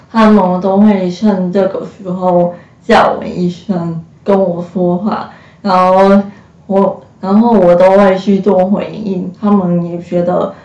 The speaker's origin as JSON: {"language": "Chinese", "town": "Hsinchu", "country": "Taiwan", "said": "今年二十三岁，我是新竹人，然后大学是读柔情设计系，然后树德科技大学"}